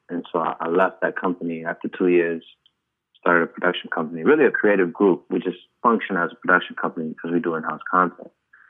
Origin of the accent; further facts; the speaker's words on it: Chicago, Illinois, United States; also born or lived in Ghana; And so I did not live on the North Side. I was one of the few South Side Ghanaians.